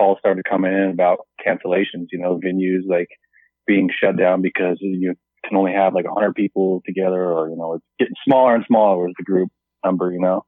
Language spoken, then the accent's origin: English; Alaska, United States; moved away; growing up in Alaska